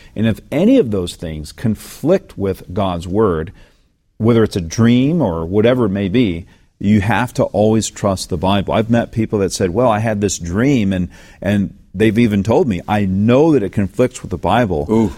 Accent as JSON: {"language": "English", "region": "the South", "country": "United States", "tie": "born or raised there", "said": "growing up in the South"}